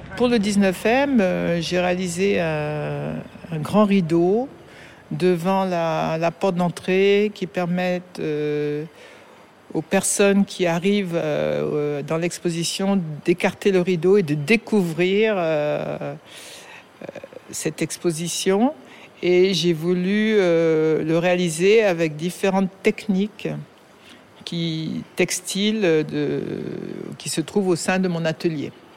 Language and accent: French; France; now in Dakar, Senegal; je suis née en France, ma mère étant française